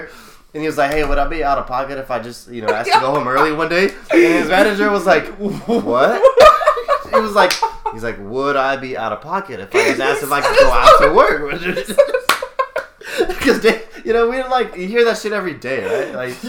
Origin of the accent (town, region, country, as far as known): Sacramento, California, United States; born or raised there